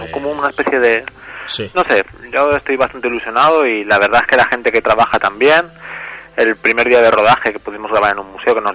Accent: Valdepeñas, Castilla-La Mancha, Spain; moved away as an adult; now in Tarragona, Spain; Vivo en Tarragona, pero soy de Valdepeñas, de Ciudad Real.

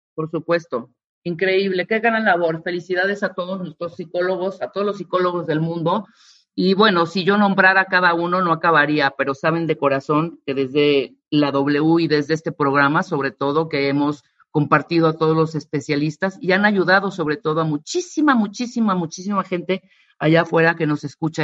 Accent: Mexico; como mexicana que soy

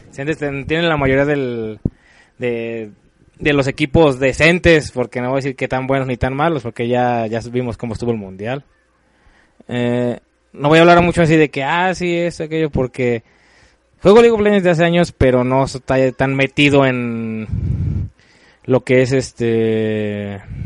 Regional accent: Mexico; nosotros como mexicanos

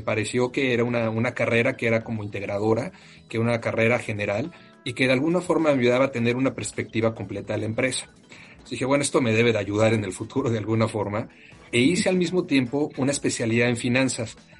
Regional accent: Mexico City, Mexico; moved away; also born or lived in Monterrey; Soy eh, mexicano, eh, orgullosamente nacido en la Ciudad de México

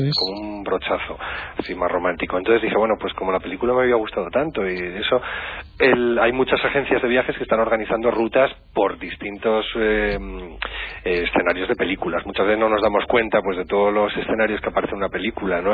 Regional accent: La Rioja, Spain; Yo soy vecinito riojano, pero me siento muy de allá.

